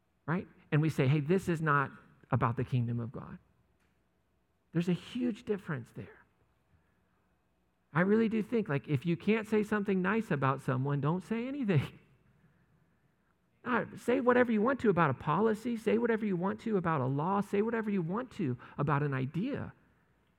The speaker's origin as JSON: {"language": "English", "country": "United States", "said": "as American Christians"}